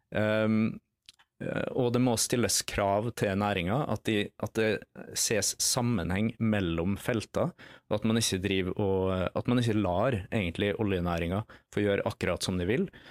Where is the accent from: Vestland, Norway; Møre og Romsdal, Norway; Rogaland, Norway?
Møre og Romsdal, Norway; Nordmøre; accent: Nordmøre dialect; for de som eh, identifiserer fra dialekta mi at jeg er fra Nordmøre et sted, så har de helt riktig.